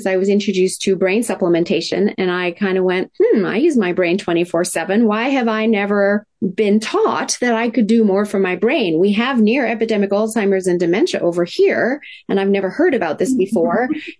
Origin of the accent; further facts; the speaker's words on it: Tokyo, Japan; And I was raised in Tokyo, Japan in the 70s, in the height of manufacturing plants spewing out toxins.